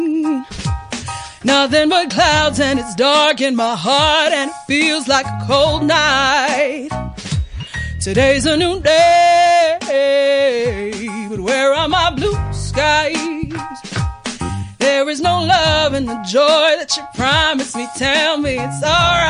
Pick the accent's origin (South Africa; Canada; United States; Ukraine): South Africa; Johannesburg, Gauteng; I'm originally from Joburg